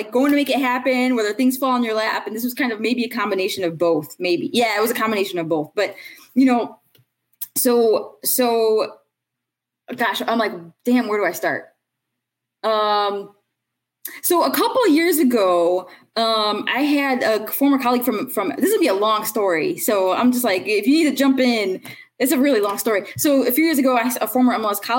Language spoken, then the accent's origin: English; Chicago, Illinois, United States; I'm from Chicago